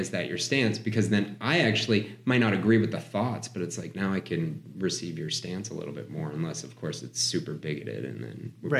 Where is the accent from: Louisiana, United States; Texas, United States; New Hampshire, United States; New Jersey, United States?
New Hampshire, United States; I grew up in New Hampshire.